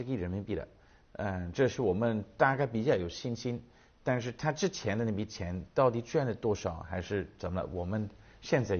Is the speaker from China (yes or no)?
no; United Kingdom; Chinese is a second language; 其实我们在英国也看的蛮多，就是你去呃很多的嗯、呃图书馆，你会发现这个图书馆原来带了一个两百年前的一个企业家的名字